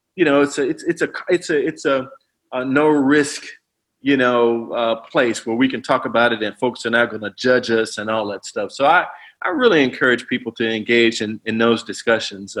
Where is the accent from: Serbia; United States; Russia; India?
United States; East St. Louis, Illinois; I'm from East St. Louis, you know, one of the most challenging places to grow up in America